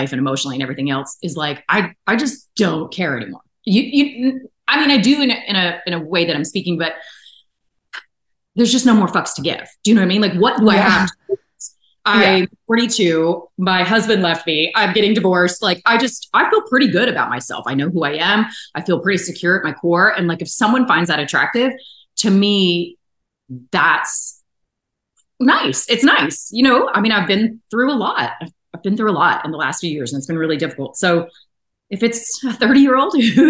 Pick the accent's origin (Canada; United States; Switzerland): United States; Atlanta, Georgia; I'm from Atlanta